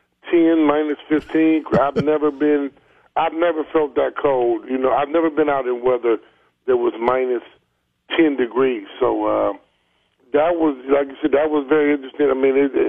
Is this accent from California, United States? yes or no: no; Pine Bluff, Arkansas, United States; my hometown of Pine Bluff